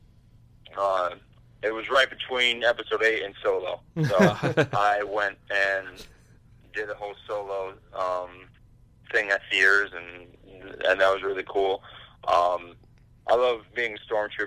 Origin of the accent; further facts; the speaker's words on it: Michigan, United States; I'm from Michigan